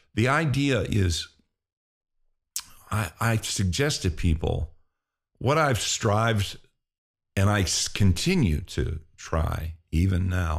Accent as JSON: {"language": "English", "region": "Pennsylvania", "country": "United States", "tie": "born or raised there", "said": "When I was a kid, I grew up in Pennsylvania in a railroading town, and football was the what you did."}